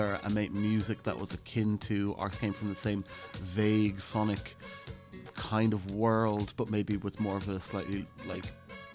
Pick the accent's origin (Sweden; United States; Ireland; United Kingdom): Ireland; I was actually being an Irish …